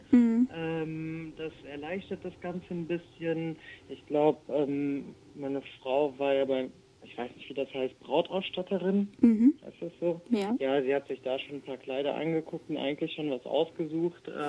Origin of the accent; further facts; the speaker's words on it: Germany; ich bin ja hier in Deutschland geboren